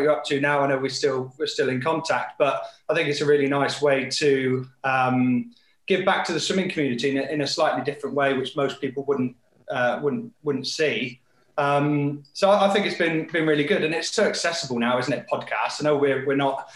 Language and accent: English; Devon, South West England, United Kingdom; I grew up in Devon, in the southwest, surrounded by water